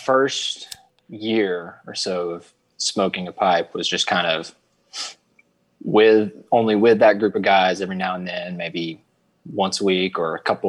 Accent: Alabama, United States; So I'm 23 years old. I'm from Alabama.

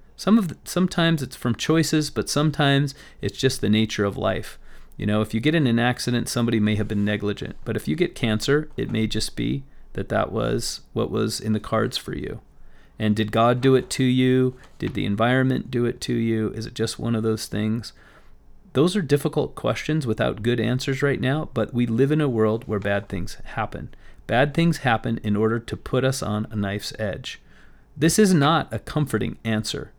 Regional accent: Las Vegas, Nevada, United States; I grew up in Las Vegas

